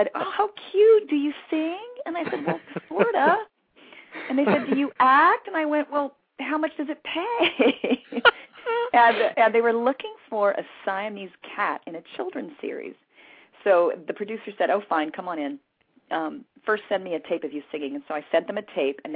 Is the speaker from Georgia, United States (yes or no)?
no; West Covina, California, United States; also born or lived in Hollywood, California / Waco, Texas; So for all intents and purposes, I grew up in West Covina, California. I'm a Southern California girl.